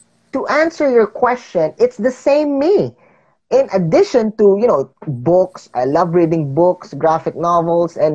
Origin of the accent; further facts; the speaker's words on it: Philippines; growing up in the Philippines is not easy